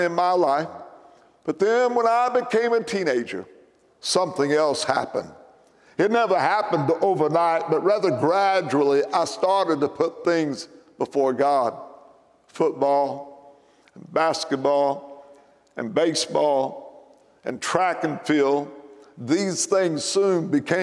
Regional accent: McLeansboro, Illinois, United States; my hometown, McLeansboro, Illinois

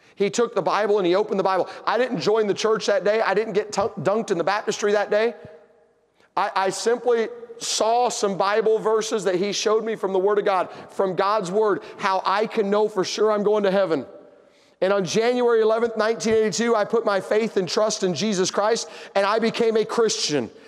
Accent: Tennessee, United States; I'm from Tennessee

